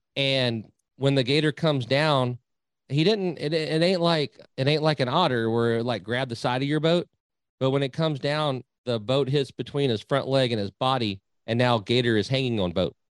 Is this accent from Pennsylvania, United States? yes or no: no; Nueces River, South Texas, United States; now in Needville, United States; I grew up on the Nueces River down in South Texas.